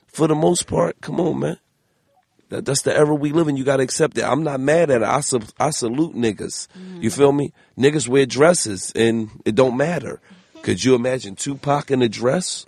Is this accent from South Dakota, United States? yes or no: no; Philadelphia, Pennsylvania, United States; I'm from Philly